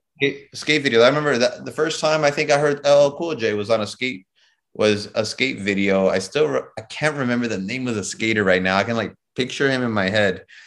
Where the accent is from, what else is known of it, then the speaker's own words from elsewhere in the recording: Chicago, Illinois, United States; moved away as an adult; also born or lived in New York City, United States; now in Miami, United States; I'm from Chicago. I'm born and raised in Chicago